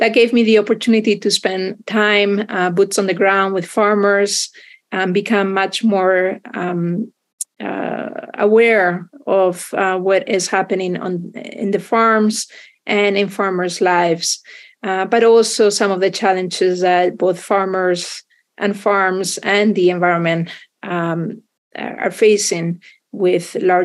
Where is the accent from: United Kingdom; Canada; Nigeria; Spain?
Spain; moved away as an adult; I grew up in Spain